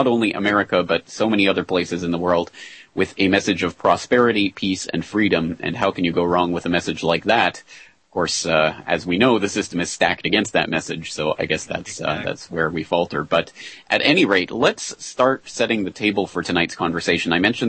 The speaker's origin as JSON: {"language": "English", "country": "Canada", "said": "yes, I am a Canadian, and I hail from Canada."}